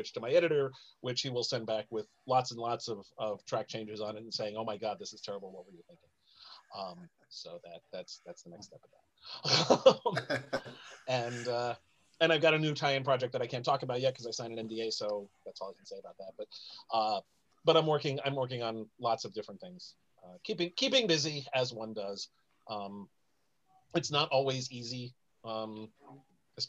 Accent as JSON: {"language": "English", "town": "New York City", "region": "New York", "country": "United States", "tie": "born or raised there", "said": "the Bronx, which is where I'm from"}